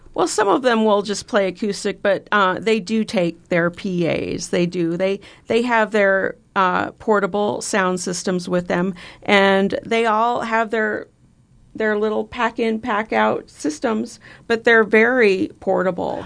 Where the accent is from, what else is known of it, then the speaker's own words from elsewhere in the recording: Bellevue, Nebraska, United States; proud to have grown up in Bellevue